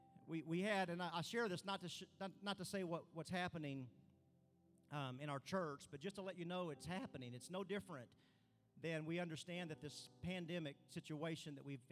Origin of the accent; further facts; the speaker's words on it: Arkansas, United States; I'm from Arkansas